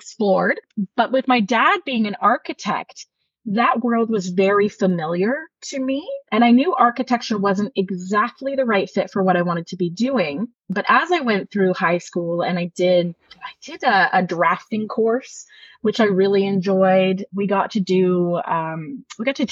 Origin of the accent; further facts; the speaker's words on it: Ajax, Ontario, Canada; moved away as an adult; now in Greenwood, Canada; I grew up in Ajax, Ontario, and lived there until my early 20s when I made the move to Nova Scotia.